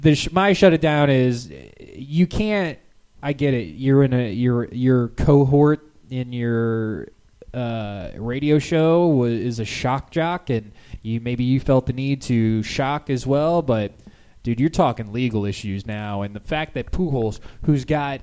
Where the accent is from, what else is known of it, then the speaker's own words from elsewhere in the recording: Liverpool, North West England, United Kingdom; I'm from Liverpool.